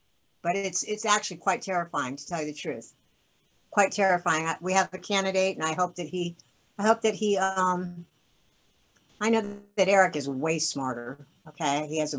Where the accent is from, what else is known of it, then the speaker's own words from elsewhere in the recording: Kittery, Maine, United States; born there; And I was born in Kittery, Maine, so I'm a New Englander by birth, so...